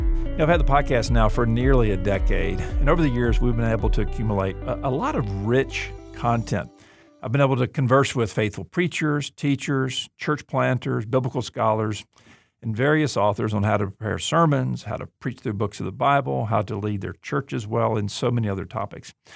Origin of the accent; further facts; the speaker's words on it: Auburn, Alabama, United States; I'm from Deep South, Alabama, Auburn